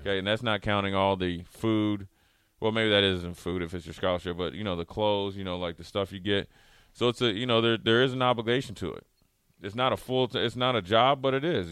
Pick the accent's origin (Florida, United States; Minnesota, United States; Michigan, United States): Minnesota, United States; moved away; also born or lived in Nebraska; growing up in Minnesota